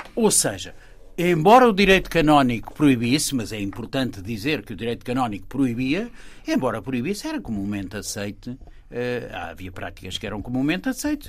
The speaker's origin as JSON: {"language": "Portuguese", "region": "Lisbon", "country": "Portugal", "tie": "born or raised there", "said": "Eu nasci, por assim dizer, eh, na Baixa, na encosta do Castelo, eh, e vivi, e vivi lá até aos 14 anos de idade"}